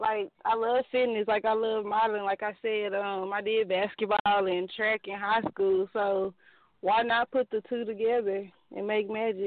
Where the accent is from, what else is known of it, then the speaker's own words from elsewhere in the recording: Dallas, Texas, United States; also born or lived in Mesquite, Texas; I'm in Mesquite, Texas. But I'm from Dallas, Pleasant Grove area.